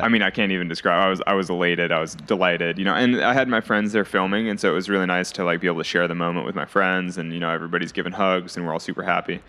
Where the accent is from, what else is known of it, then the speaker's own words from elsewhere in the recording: California, United States; I was growing up in California